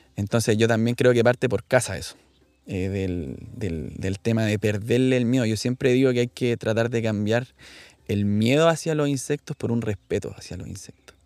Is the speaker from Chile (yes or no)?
yes; Viña del Mar, Valparaíso, Chile; yo soy de Viña del Mar